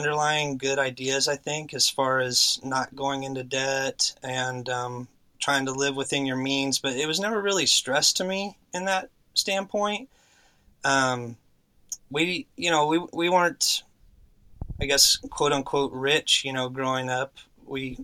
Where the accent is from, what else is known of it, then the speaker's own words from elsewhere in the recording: Texas, United States; also born or lived in Oklahoma / Houston, Texas; now in San Antonio, United States; we got down to Texas pretty quick, and I've spent most of my life here